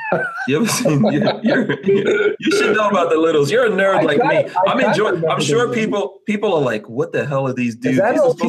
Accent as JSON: {"language": "English", "country": "Guyana", "tie": "born or raised there", "said": "I'm from Guyana. I was born in Guyana, which is in South America."}